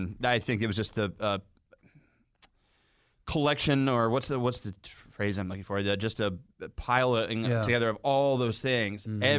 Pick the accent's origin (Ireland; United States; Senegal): United States; Atlanta, Georgia; growing up in Atlanta, and I'm 33